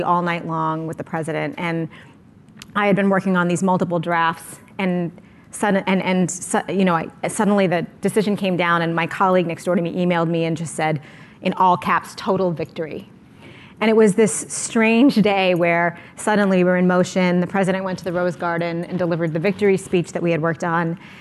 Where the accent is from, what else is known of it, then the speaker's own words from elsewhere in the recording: United States; as an American